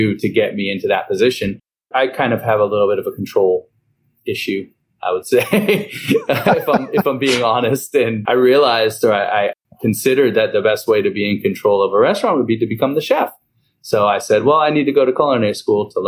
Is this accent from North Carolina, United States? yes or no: yes; Hillsborough, North Carolina, United States; moved away as an adult; now in New Orleans, United States; Where I'm from is Hillsborough, North Carolina, which we have a Hillsborough Hog Day